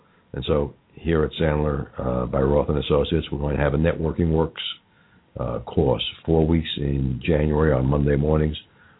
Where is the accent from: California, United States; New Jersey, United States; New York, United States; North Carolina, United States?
New York, United States; New York City; also born or lived in Long Island; now in Cincinnati, United States; I was born in Brooklyn, lived in Brooklyn, and then later in Long Island.